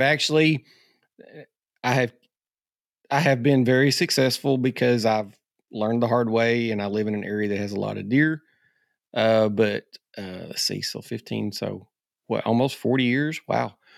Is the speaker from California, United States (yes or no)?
no; Arkansas, United States; being an Arkansas guy.